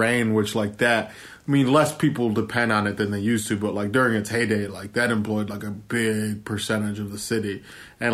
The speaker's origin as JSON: {"language": "English", "town": "Lorain", "region": "Ohio", "country": "United States", "tie": "born or raised there", "also_born_or_lived": "Clovis, New Mexico / Chicago", "said": "I grew up in Lorain, Ohio, which is a half hour west of Cleveland."}